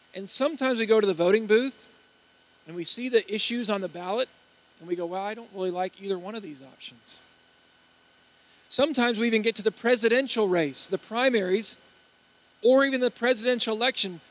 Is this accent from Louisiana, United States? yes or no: yes; Baton Rouge, Louisiana, United States; I'm from Baton Rouge